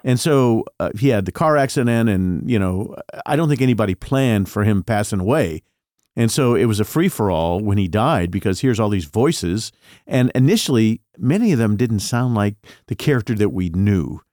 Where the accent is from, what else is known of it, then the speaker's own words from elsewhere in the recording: Indianapolis, Indiana, United States; I'm from Indianapolis